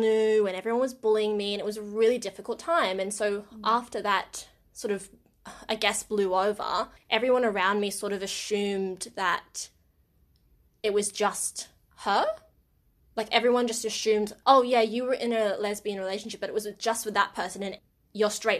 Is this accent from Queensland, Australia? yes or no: no; Wagga Wagga, New South Wales, Australia; my hometown of Wagga Wagga